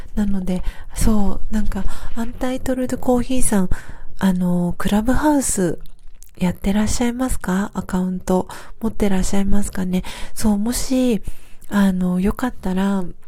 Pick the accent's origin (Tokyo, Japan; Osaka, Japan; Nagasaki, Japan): Tokyo, Japan; now in Hiyoshi, Japan; 出身は東京で、あの、下町の、えっ、ー、と、荒川区というか、まあ、北区が生まれなんですけど